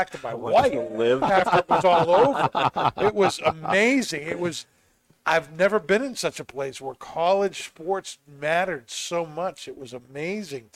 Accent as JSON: {"language": "English", "region": "New England", "country": "United States", "said": "I'm from New England"}